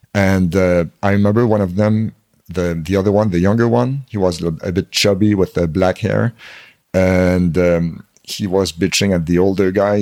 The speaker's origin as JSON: {"language": "English", "country": "Canada"}